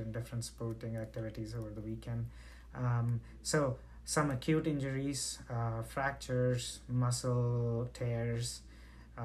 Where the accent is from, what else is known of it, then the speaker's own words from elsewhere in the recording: India; moved away; I'm originally from India